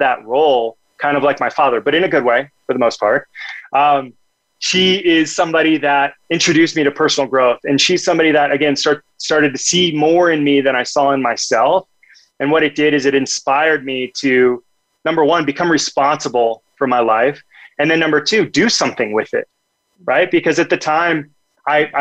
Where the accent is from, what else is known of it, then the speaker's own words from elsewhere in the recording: Omaha, Nebraska, United States; also born or lived in Rio de Janeiro, Brazil; I grew up in Omaha, Nebraska.